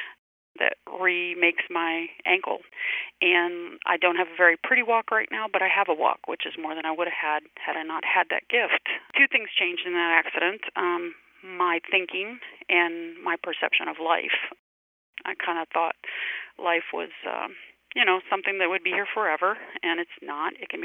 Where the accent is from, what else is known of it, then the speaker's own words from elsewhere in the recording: Louisiana, United States; moved away; also born or lived in Richmond, Virginia / Maryland; I'm originally from Louisiana